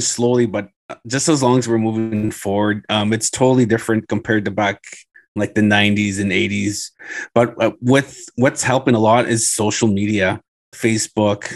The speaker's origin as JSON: {"language": "English", "town": "Thunder Bay", "region": "Ontario", "country": "Canada", "tie": "born or raised there", "said": "I grew up playing in Thunder Bay"}